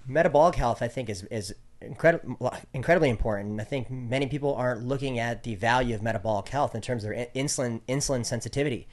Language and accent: English; Great Falls, Montana, United States; my hometown in Great Falls, Montana